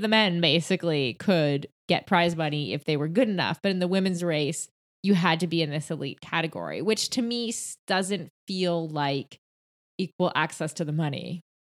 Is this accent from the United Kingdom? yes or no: no; Canada; I'm Canadian